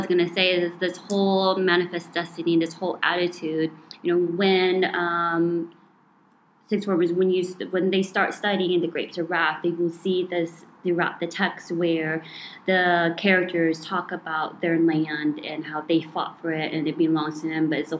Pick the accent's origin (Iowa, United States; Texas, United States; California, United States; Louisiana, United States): Iowa, United States; So like my home state of Iowa